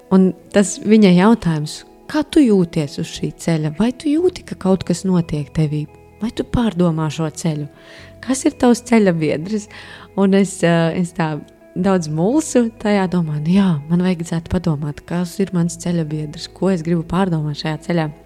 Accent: Latvia; es no Latvijas

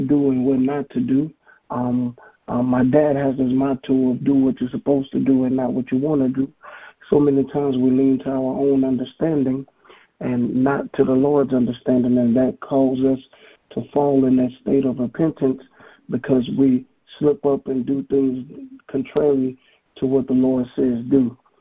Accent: Hammond, Louisiana, United States; from Hammond, Louisiana.

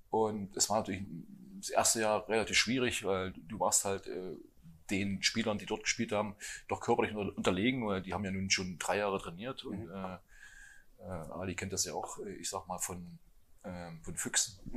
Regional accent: Hermsdorf, Thuringia, Germany; Und da habe ich gesagt, ich komme aus Hermsdorf.

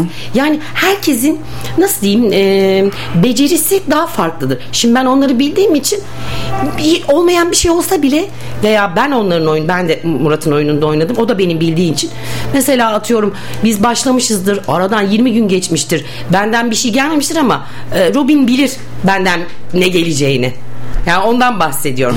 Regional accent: Bursa, Turkey; Ben e, Bursalıyım. Bursa doğumluyum.

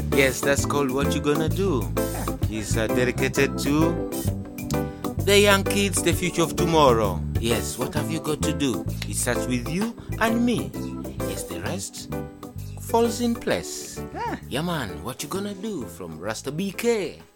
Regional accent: Kampala, Central Region, Uganda; I'm raised uh, in Kampala. Mm-hmm. That is uh, the uh, Makindye district.

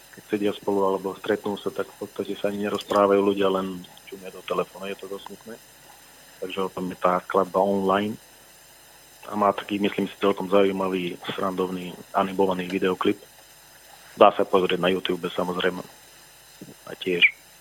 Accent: Fiľakovo, Banská Bystrica Region, Slovakia; also born or lived in Lučenec; ja pochádzam z Filakova, ale narodil som sa v Lučenci

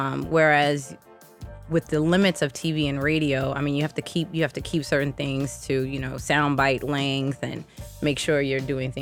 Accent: New York, United States; Growing up in New York, I mean, that was like life.

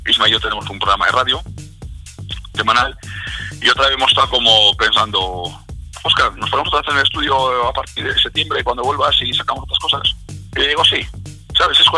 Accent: Alicante, Valencian Community, Spain; born there; yo nací en Alicante, mucha gente no lo sabe, entonces tenemos casa allí.

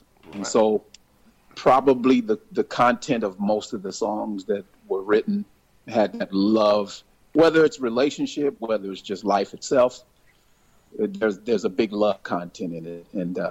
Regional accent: San Francisco, California, United States; also born or lived in Berkeley, California; I was actually born across the Bay in Berkeley, California. But I grew up from age 6 on through in San Francisco.

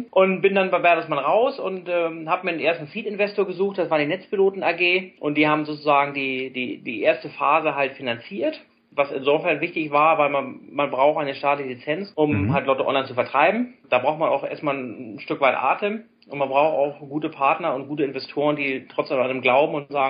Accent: Hamburg, Germany; komme gebürtig aus Hamburg.

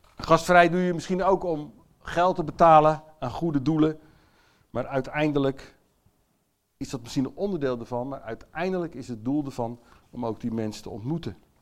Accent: Netherlands; Ik ben zelf ook Nederlander

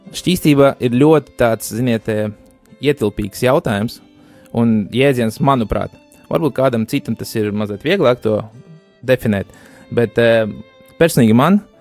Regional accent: Bauska, Latvia; esmu pats no Bauskas, mēs abi kopā tur dzīvojam

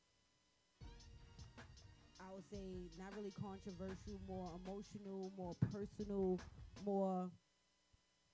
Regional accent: Jamaica; I'm Jamaican

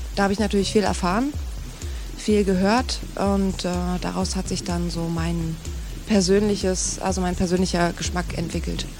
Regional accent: East Germany, Germany; bin irgendwie auch Ossi, komme aus der DDR

